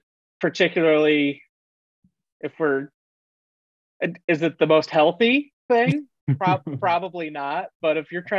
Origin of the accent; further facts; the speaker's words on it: New Jersey, United States; moved away; I'm originally from New Jersey.